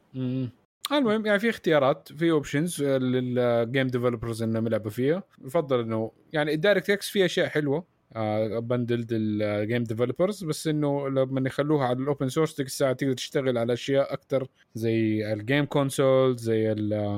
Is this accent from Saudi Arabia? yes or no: yes; Saudi Arabia; احنا عندنا في السعوديه